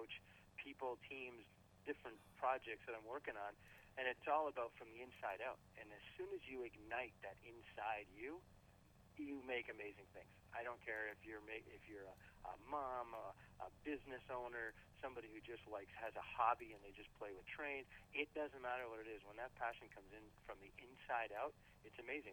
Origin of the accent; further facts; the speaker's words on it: Canada; being a Canadian